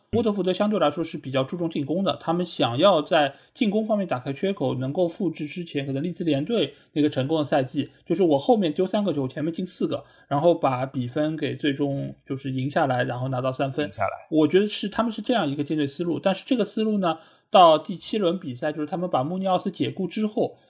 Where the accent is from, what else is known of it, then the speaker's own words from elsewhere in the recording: China; 就我们中国人很讲究面相嘛，